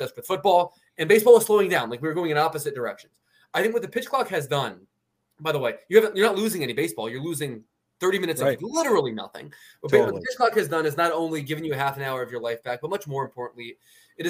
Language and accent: English; Philadelphia, Pennsylvania, United States; also born or lived in Baltimore, Maryland; my family moved there early enough in life